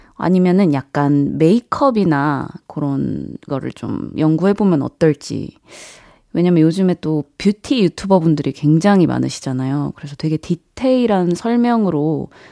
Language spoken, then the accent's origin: Korean; Jeonju, North Jeolla, South Korea; moved away; 제가 이제 고향이 전주다 보니까 한 번씩 본가에 내려갈 때 KTX를 타고 움직이는데요